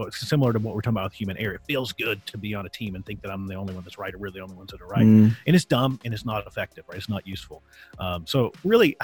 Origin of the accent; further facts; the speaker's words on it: Virginia, United States; I grew up in Virginia